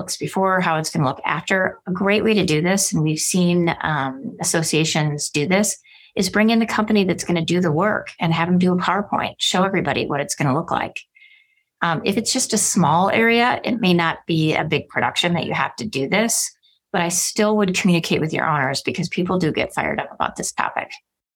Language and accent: English; Milwaukee, Wisconsin, United States; now in Arizona, United States; I'm from Milwaukee, Wisconsin